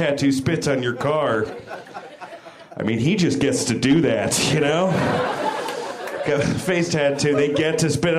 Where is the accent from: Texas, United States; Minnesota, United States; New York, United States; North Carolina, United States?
New York, United States; I'm a New Yorker